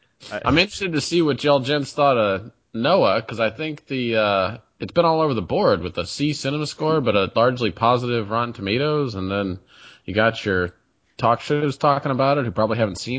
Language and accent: English; Florida, United States; now in Seattle, United States; I'm from Florida where it actually rains.